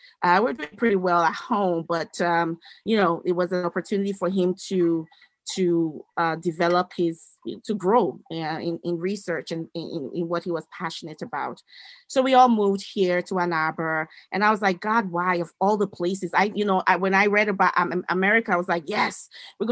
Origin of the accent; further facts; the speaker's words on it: Edo, Nigeria; now in United States; I'm originally from the great country of the Federal Republic of Nigeria in West Africa. I was born in what was then known as the Middle Belt area. I was born in Edo State.